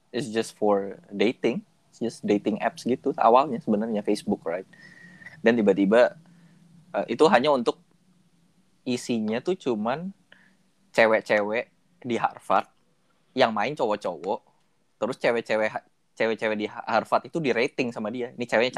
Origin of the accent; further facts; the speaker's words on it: Indonesia; kita orang Indo